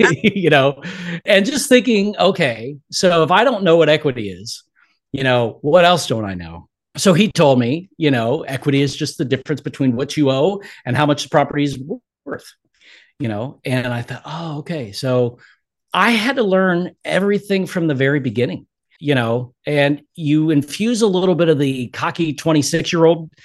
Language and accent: English; Englewood, Florida, United States; my hometown, Englewood, Florida